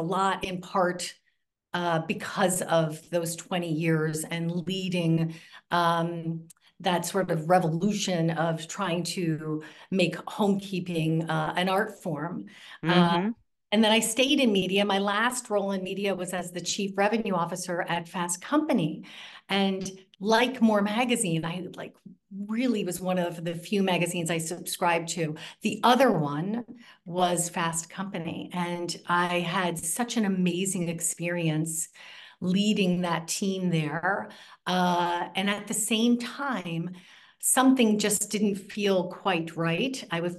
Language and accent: English; New Jersey, United States; I grew up in New Jersey, and I grew up with a mother who was a bit of a trailblazer